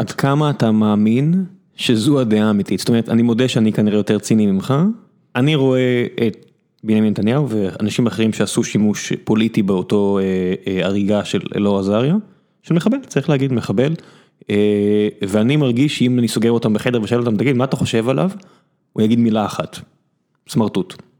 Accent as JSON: {"language": "Hebrew", "town": "Beersheba", "region": "Southern District", "country": "Israel", "tie": "born or raised there", "moved": "yes", "lives_now": "Tel Aviv, Israel", "said": "אני נולדתי בבאר שבע, עברתי לתל אביב"}